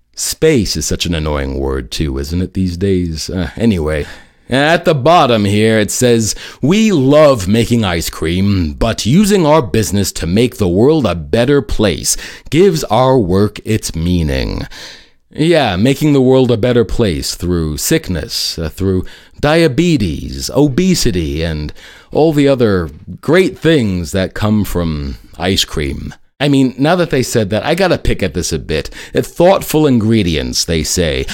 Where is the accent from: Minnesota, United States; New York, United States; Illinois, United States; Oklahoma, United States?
New York, United States; New York City; my hometown of New York City